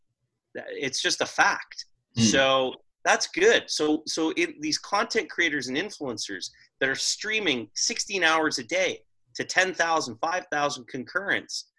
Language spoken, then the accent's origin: English; Toronto, Ontario, Canada; I'm from Toronto